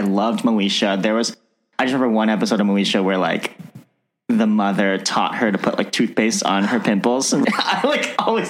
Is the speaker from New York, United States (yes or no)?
no; Ohio, United States; Because my parents were very religious growing up, you know, growing up in Ohio.